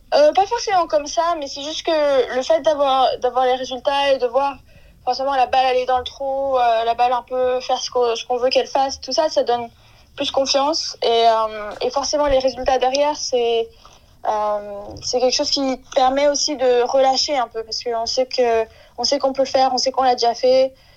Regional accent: France

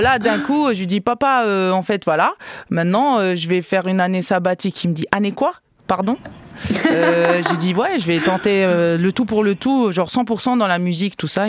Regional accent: Algiers, Algiers Province, Algeria; also born or lived in Canada; now in France; dans mon quartier, euh, là où j'ai grandi, à Babzouar, à Alger

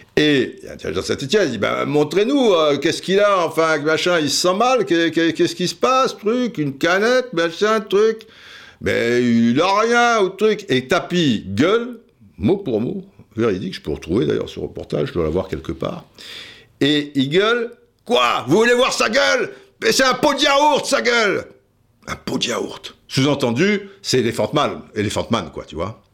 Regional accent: Cannes, Provence-Alpes-Côte d'Azur, France; Je suis du Midi aussi, j'ai grandi dans, dans, le Midi de la France, quoi. Je veux dire, à Cannes, mon père marseillais

